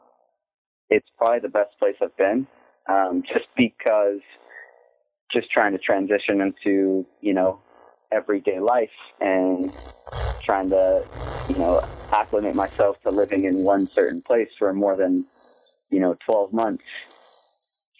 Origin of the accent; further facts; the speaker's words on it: Odessa, Texas, United States; moved away as an adult; now in Brooklyn, United States; Yes, from a lot different place than this.